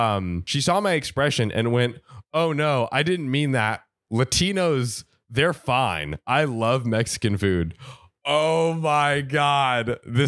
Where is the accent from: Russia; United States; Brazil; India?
India; At this point, my jaw dropped. I am Indian.